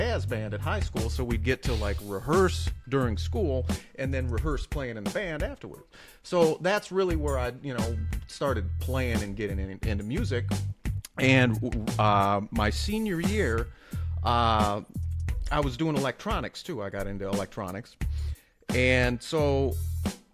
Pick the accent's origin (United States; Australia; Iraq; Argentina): United States; Upper Peninsula, Michigan; moved away; I'm originally from the Upper Peninsula. I grew up out in the sticks